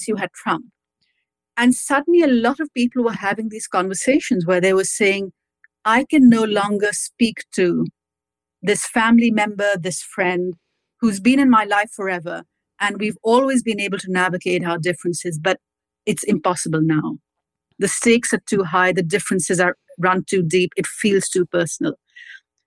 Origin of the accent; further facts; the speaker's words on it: Pakistan; moved away as an adult; also born or lived in United States; now in London, United Kingdom; I grew up in Pakistan where we never said just politics. And then I came to America for university